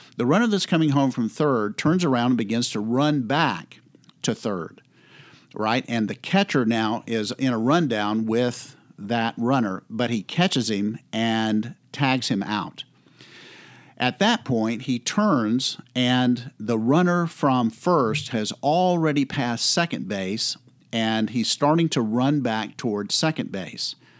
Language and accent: English; Florida, United States; I grew up in Florida